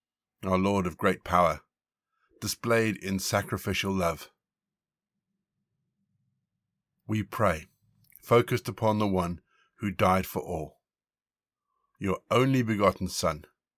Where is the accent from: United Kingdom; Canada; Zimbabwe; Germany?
Zimbabwe; also born or lived in South Africa; Like so many people growing up in Zimbabwe and South Africa, we had servants.